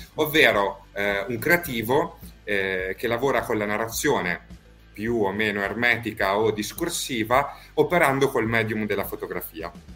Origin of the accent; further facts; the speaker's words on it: Emilia-Romagna, Italy; now in Rome, Italy; qui a Roma, dove poi noi operiamo, anche se io in realtà sono emiliano